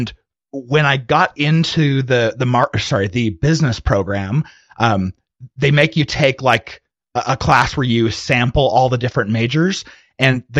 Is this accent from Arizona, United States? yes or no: yes; Arizona, United States; moved away as an adult; now in Utah, United States; I'm originally from Arizona, but when I left Arizona, I went to go serve a mission for my church and then went to college afterwards